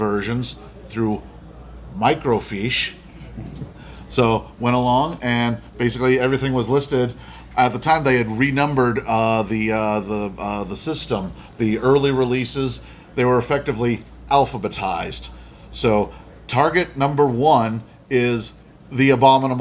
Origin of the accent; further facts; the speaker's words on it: Danvers, Massachusetts, United States; I'm from Danvers, Massachusetts. It's next to Salem, north of Boston